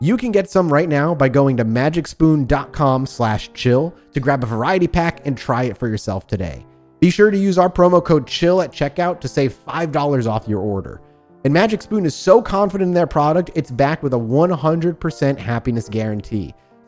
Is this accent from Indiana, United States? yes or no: no; Rhode Island, United States; Oh, I grew up in Rhode Island.